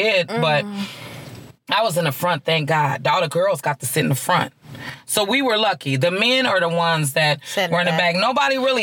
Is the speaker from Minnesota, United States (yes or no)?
yes; Minnesota, United States; I'm from Minnesota, mm-hmm. born and raised, real true Minnesota girl at heart